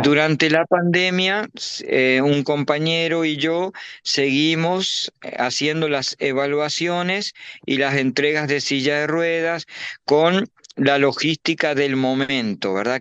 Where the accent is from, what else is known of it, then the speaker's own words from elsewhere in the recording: Uruguay; now in Paraguay; soy uruguayo con nacido en Uruguay, pero eh, vivo hace muchos años en Paraguay